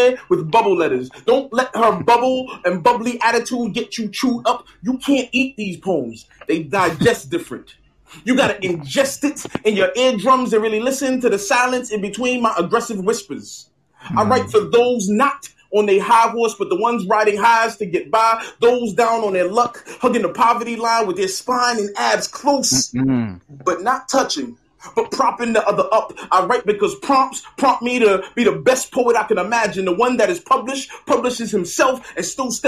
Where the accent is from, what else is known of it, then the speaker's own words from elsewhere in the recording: New York City, New York, United States; also born or lived in Brooklyn, New York; I was born in Brooklyn, raised in Queens since I was five.